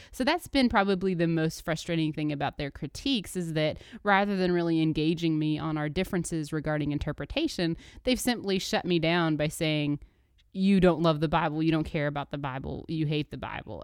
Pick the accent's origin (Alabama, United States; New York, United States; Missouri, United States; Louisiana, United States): Alabama, United States; Birmingham; moved away; also born or lived in Dayton, Tennessee; I grew up in Birmingham, Alabama for the first part of my life, and then Dayton, Tennessee, um, as a y, teenager and young adult